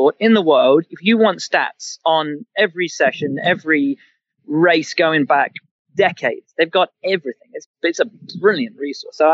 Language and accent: English; England, United Kingdom; I'm a kid of the 80s, and the Lamborghinis were all angular, and I'm from England